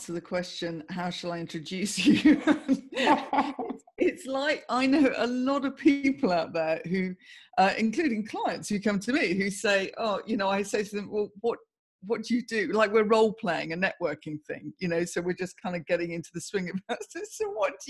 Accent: Guildford, South East England, United Kingdom; moved away as an adult; also born or lived in London / Swanage; now in Bournemouth, United Kingdom; I grew up in Guildford in Surrey.

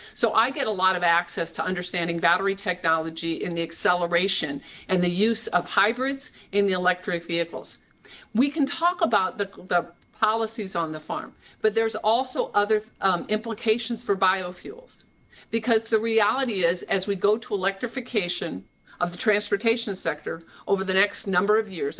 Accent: Iowa, United States; I'm from Iowa. These were my towns that I've known for forever

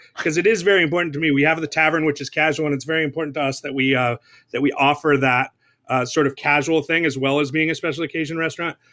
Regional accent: Southern California, United States; I was born and raised in Southern California

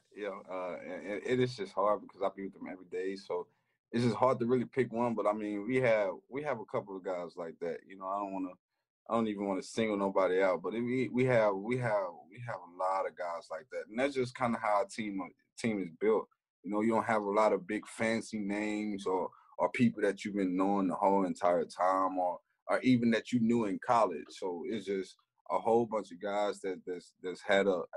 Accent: Elkhart, Texas, United States; moved away; I have a lot of love in my hometown. You know, I grew up there. I've been down there since I was in diapers

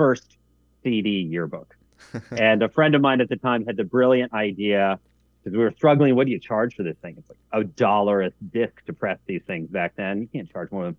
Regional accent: Alexandria, Virginia, United States; I grew up in the Washington, D.C. area. I was born in Alexandria

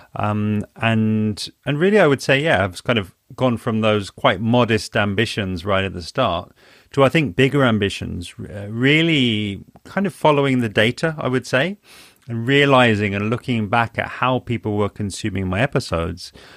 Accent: London, United Kingdom; also born or lived in Spain; I'm from London, and I, I'm based in London.

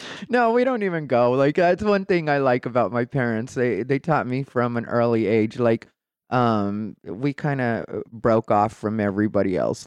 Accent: Casa Grande, Arizona, United States; also born or lived in Phoenix, Arizona; I grew up in Casa Grande, Arizona

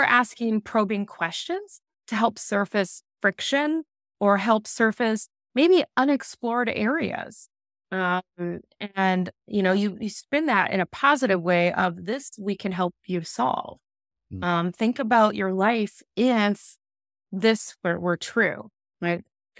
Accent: Midwest, United States; growing up in the Midwest in poverty on a farm, with everybody I knew, it's still to this day, working in factories.

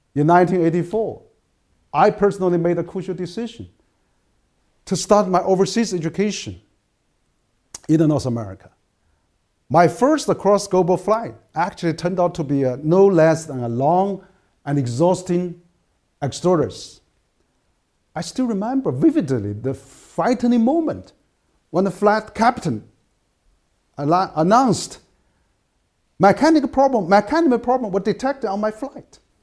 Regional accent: Chengdu, Sichuan, China; English is a second language; my hometown, which is Chengdu

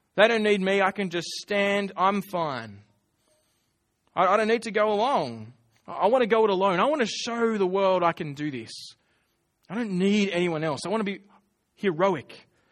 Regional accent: Australia

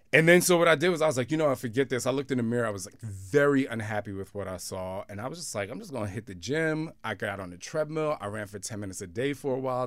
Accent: Camden, New Jersey, United States; I came from Camden, New Jersey

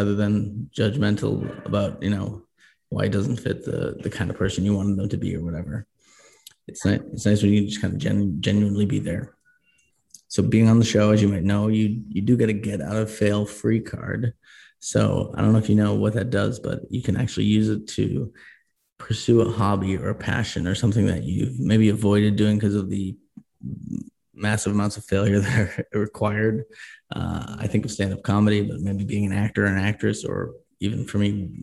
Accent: Boston, Massachusetts, United States; moved away as an adult; now in Colorado, United States; I grew up in Boston and I moved to Colorado

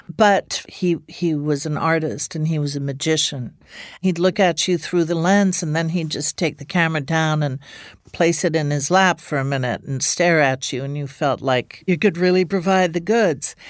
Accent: Ireland; moved away; also born or lived in England; I grew up in Ireland

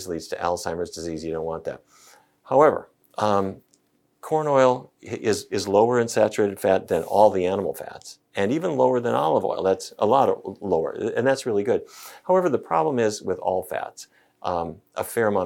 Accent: North Dakota, United States; I grew up in North Dakota.

